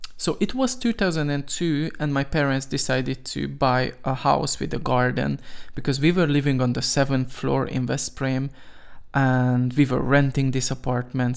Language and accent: English; Veszprém, Veszprém County, Hungary; I was born in Hungary, nineteen ninety-two, in Veszprém, to be more specific